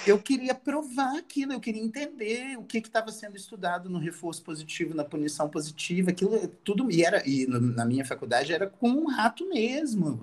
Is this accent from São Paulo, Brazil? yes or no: no; Itaperuna, Rio de Janeiro, Brazil; Eu sou de Itaperuna